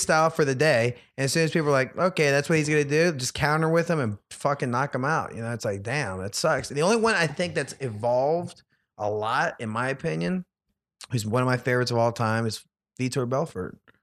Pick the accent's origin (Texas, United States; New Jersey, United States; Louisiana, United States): Louisiana, United States; I lived, I grew up in Louisiana